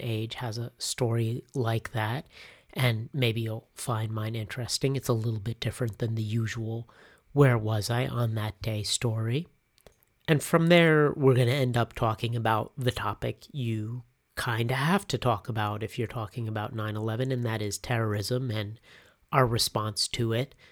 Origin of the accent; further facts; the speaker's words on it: United States; moved away as an adult; also born or lived in Cochabamba, Bolivia; back to the US to mark that moment when I was headed back to my home country